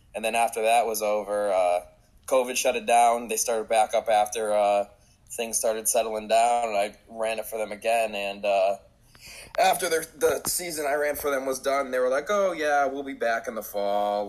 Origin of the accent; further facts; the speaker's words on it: Connecticut, United States; also born or lived in Middletown, Connecticut; that's my hometown. That's one town over